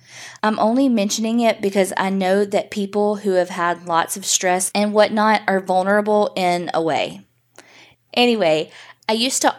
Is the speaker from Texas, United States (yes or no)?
no; Memphis, Tennessee, United States; I'm from Memphis, Tennessee, born and raised here. The house I grew up in was creepy.